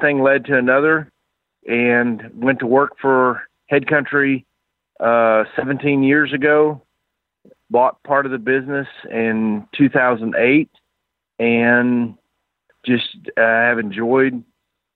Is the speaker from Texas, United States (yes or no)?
yes; Houston, Texas, United States; moved away as an adult; now in Ponca City, United States; I grew up in Texas, Houston, Texas